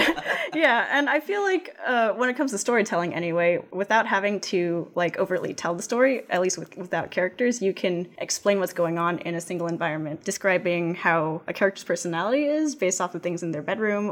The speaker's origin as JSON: {"language": "English", "town": "West Covina", "region": "California", "country": "United States", "tie": "born or raised there", "also_born_or_lived": "Pasadena, California", "lives_now": "Arcadia, United States", "said": "I was in West Covina, where I grew up with my parents up until the early 2000s, and then I moved to Arcadia"}